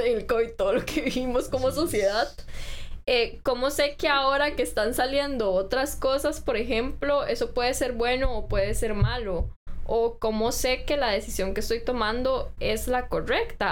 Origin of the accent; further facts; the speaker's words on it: Costa Rica; como ciudadanos costarricenses